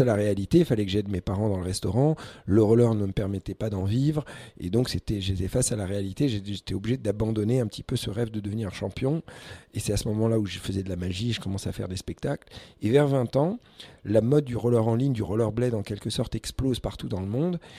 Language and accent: French; Paris, Île-de-France, France; also born or lived in Algeria; depuis l'âge de 5 ans, j'ai grandi à Paris